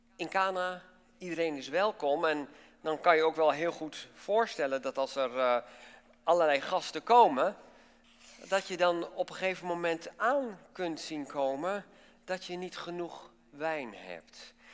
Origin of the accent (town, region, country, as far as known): Netherlands